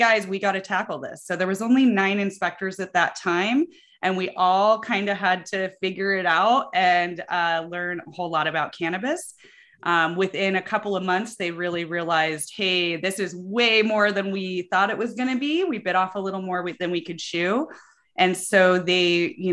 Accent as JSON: {"language": "English", "region": "Colorado", "country": "United States", "tie": "born or raised there", "said": "I grew up in Colorado"}